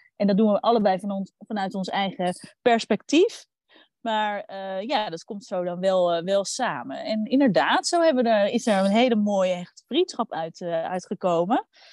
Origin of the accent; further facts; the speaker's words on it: Randstad, Netherlands; ik kom uit de Randstad